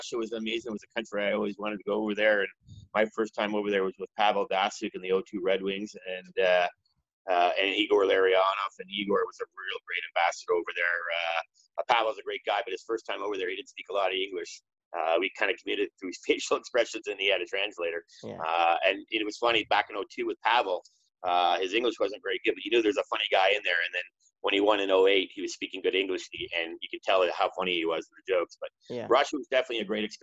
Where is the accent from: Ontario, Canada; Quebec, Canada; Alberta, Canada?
Ontario, Canada; Toronto; I grew up in Toronto. I still live in Toronto